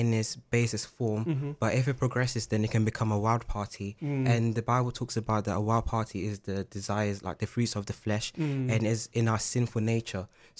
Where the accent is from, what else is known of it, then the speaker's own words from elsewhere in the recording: Ghana; since I'm Ghanaian, I'm gonna be representing Ghana.